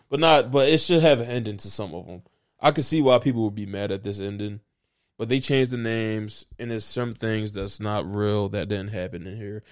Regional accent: Philadelphia, Pennsylvania, United States; I'm feeling good as a Philadelphian

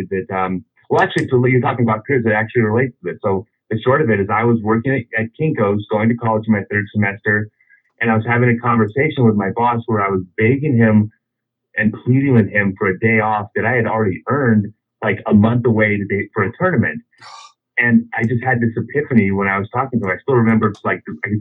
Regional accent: Los Angeles, California, United States; I grew up in Los Angeles

